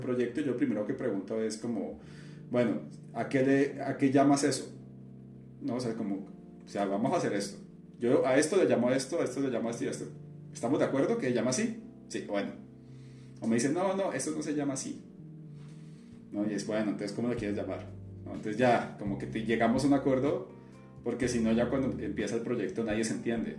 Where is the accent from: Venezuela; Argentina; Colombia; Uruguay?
Colombia; Cali, Valle del Cauca; moved away as an adult; now in Mexico; mi ciudad, pero ciudad de la que yo soy, de Cali